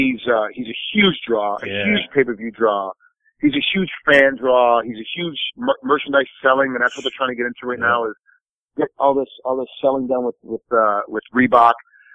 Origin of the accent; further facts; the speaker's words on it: Rochester, New York, United States; now in Las Vegas, United States; I'm from Rochester, New York. So my team is Buffalo.